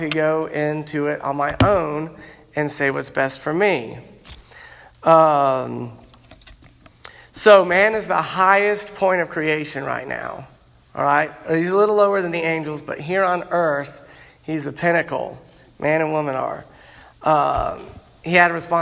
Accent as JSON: {"language": "English", "town": "Chattanooga", "region": "Tennessee", "country": "United States", "tie": "born or raised there", "said": "I grew up in Chattanooga, Tennessee, because my parents moved there"}